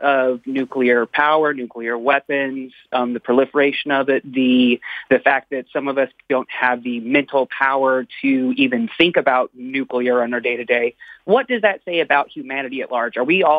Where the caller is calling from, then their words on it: California, United States; I'm calling from California.